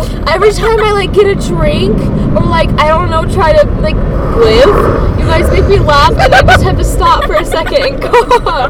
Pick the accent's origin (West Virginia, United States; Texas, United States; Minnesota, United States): West Virginia, United States; moved away; I'm from West. I was born West Virginia.